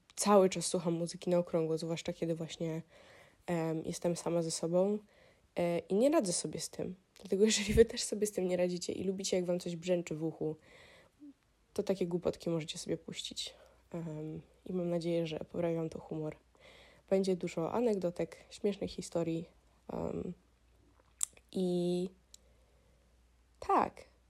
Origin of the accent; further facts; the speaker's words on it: Warsaw, Masovian Voivodeship, Poland; moved away as an adult; ja jestem oczywiście z Polski, jestem z Warszawy